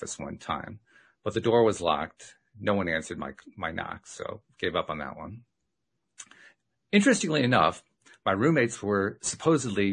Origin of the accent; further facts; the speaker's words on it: Schenectady, New York, United States; I was from Schenectady, New York